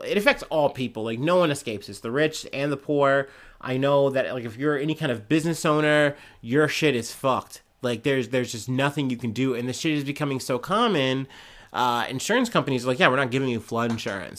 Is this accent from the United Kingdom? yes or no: no; United States; as an American